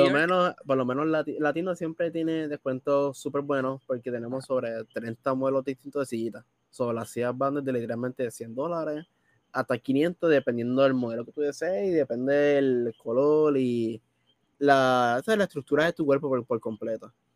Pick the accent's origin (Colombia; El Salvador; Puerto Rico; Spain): Puerto Rico; Bayamón; Yo soy de Bayamón. Exactamente vivo en Bayamón por completo